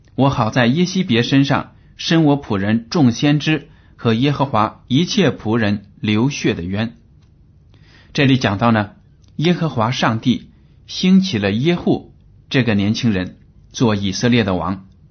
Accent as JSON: {"language": "Chinese", "country": "China", "said": "我们中国人在这个生活水平上有了很大的提高"}